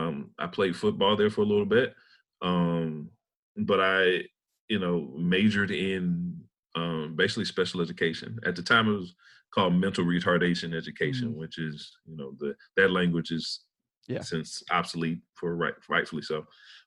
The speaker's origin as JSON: {"language": "English", "town": "Centerville", "region": "Mississippi", "country": "United States", "tie": "born or raised there", "also_born_or_lived": "Cleveland, Ohio / Tuskegee, Alabama / Auburn, Alabama", "moved": "as an adult", "said": "I was born in Cleveland, Ohio. Mm-hmm. And in middle school, my family moved to Centerville, Mississippi. Okay. And let me just say about Centerville, Mississippi, we have no traffic lights."}